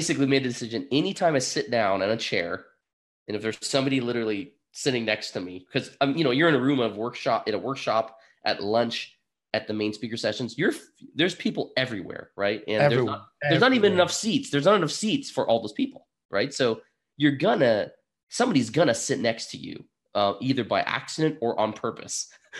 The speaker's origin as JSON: {"language": "English", "town": "Burlington", "region": "Vermont", "country": "United States", "said": "I'm from Burlington, Vermont."}